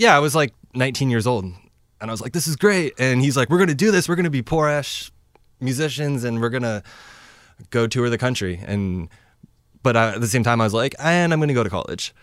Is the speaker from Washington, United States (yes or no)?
yes; Lynnwood, Washington, United States; I grew up in Linwood